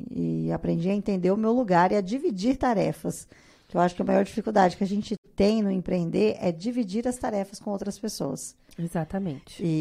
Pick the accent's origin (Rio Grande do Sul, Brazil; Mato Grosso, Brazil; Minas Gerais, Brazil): Mato Grosso, Brazil; Cuiabá; now in Rondonópolis, Brazil; Eu sou cuiabana.